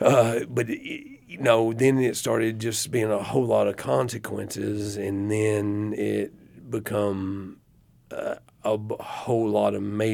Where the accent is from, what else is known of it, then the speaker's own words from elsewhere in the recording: Athens, Tennessee, United States; we came from Athens, Tennessee, which is in between Chattanooga and Knoxville, Tennessee, and it was a dry county.